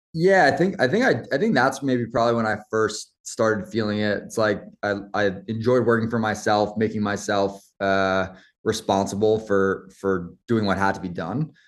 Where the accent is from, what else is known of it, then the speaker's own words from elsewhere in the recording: Roslyn Heights, New York, United States; also born or lived in Queens; I grew up just, uh, outside New York City, um, on Long Island in a town called Roslyn Heights